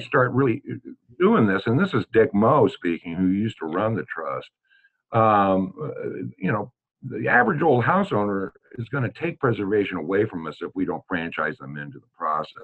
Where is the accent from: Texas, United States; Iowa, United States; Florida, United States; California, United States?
Iowa, United States; Des Moines; also born or lived in St. Louis, Missouri; now in Hannibal, United States; I am a Midwesterner, true and blue. Uh, was born in St. Louis and raised in Des Moines, Iowa